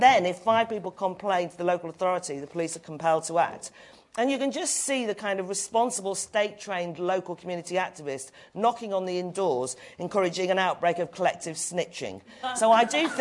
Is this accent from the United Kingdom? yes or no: yes; North Wales, United Kingdom; now in London, United Kingdom; I'm from North Wales, small community, was parochial, interfering, narrow. I moved away to live in London